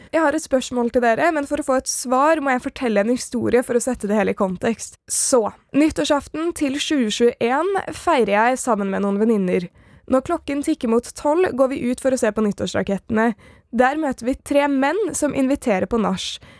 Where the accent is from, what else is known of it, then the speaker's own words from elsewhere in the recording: Oslo, Norway; Jeg er fra Nordstrand.